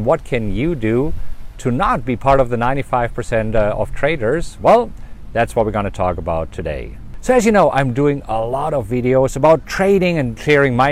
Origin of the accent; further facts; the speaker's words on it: Germany; You know, I'm German, right? I grew up in Germany